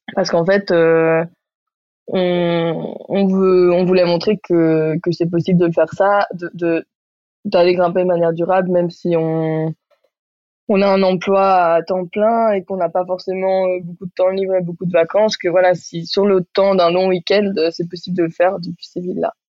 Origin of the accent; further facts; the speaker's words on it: Barcelona, Catalonia, Spain; now in Marseille, France; j'ai grandi à Barcelone, j'habite à Marseille